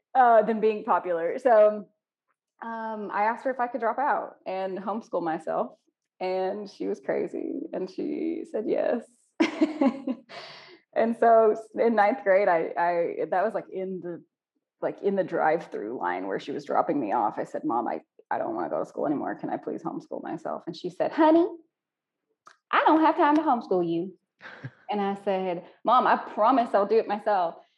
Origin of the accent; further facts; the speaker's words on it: Pine Bluff, Arkansas, United States; I'm from Pine Bluff originally